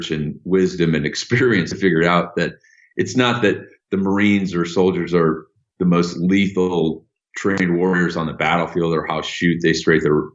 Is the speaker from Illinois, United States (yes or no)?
yes; Illinois, United States; I'm from Illinois and I had the Illinois Veterans Grant.